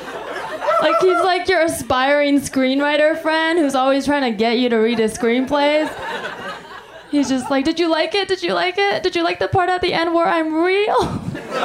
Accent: Taiwan; I'm from Taiwan

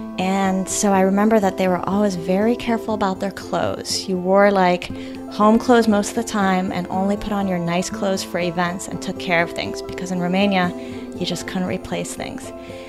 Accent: United States; I was born in the States

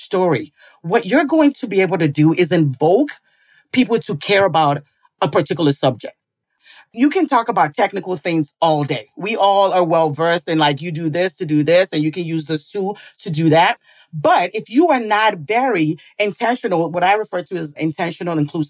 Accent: St. Paul, Minnesota, United States; I was born here in St. Paul, Minnesota

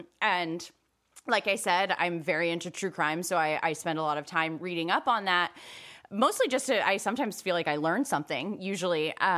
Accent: Rocklin, California, United States; because I'm from Sacramento, to go see them. Yeah. And the town that I'm from is called Rocklin. And I was 7 years old

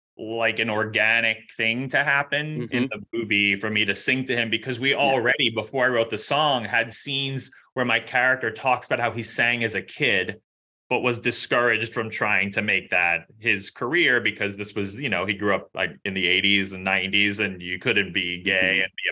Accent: New York City, New York, United States; I grew up in New York City

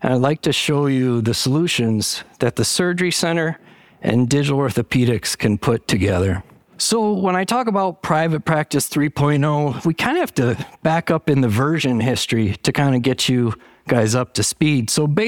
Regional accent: Michigan, United States; I grew up in the Valley, right in the Bay Area. Went to school by the bridge. Not that bridge. It was the Great Lakes Bay Area. It's less famous. It's in Michigan. The Saginaw Valley is about 50,000 people.

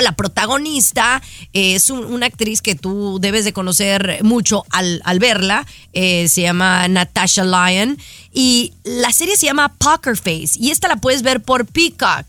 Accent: Mexico; yo como mexicana

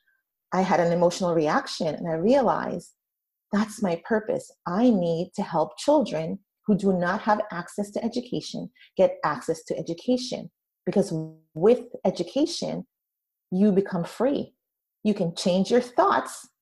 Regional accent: Jamaica; moved away; also born or lived in Brooklyn, New York, United States; my experience growing up in Jamaica, the West Indies, not Jamaica, New York, but Jamaica in the Caribbean

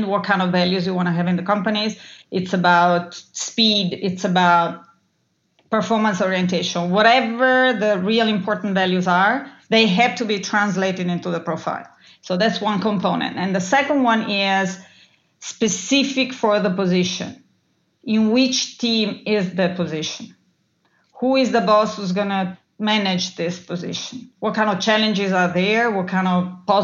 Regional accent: Italy; I grew up in Italy

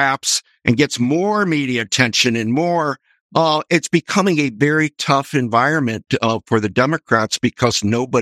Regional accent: Midwest, United States; growing up in the Midwest

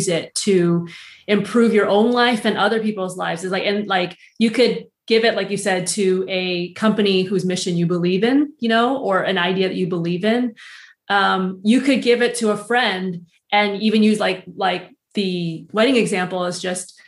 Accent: United States; moved away as an adult; also born or lived in Switzerland / San Francisco; I'm American born, but it's still very much my culture

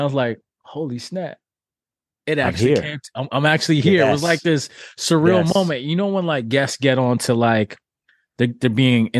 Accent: Toronto, Ontario, Canada; also born or lived in Jamaica; So for me, I grew up in Toronto. I'm Jamaican born, but I came here as a little kid.

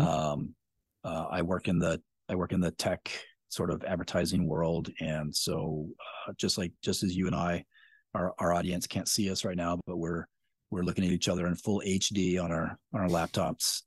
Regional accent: Spokane, Washington, United States; I grew up in Spokane

